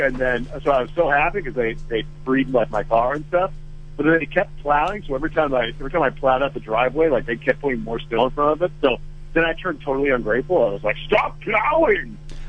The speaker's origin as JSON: {"language": "English", "region": "Minnesota", "country": "United States", "tie": "born or raised there", "said": "I grew up in Minnesota"}